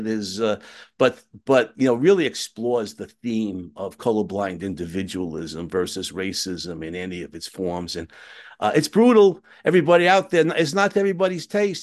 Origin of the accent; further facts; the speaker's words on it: United States; I'm an American